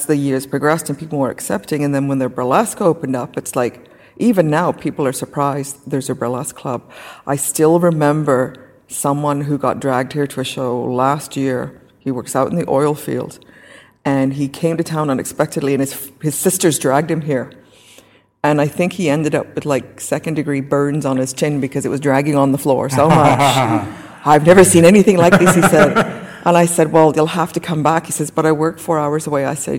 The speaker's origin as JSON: {"language": "English", "region": "England", "country": "United Kingdom", "moved": "yes", "lives_now": "Saskatchewan, Canada", "said": "I'm originally from England."}